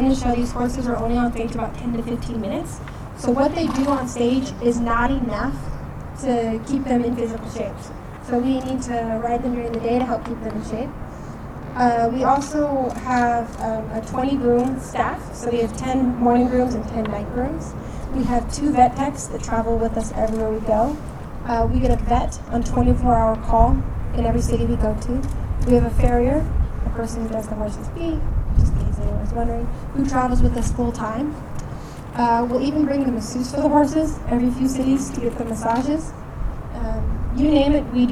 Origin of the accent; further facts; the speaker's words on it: United States; I'm American, so I talk to my horses in English